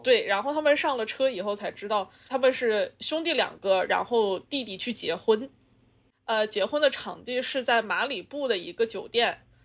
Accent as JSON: {"language": "Chinese", "country": "China", "moved": "yes", "said": "他就somehow就是可以看出来我是中国人"}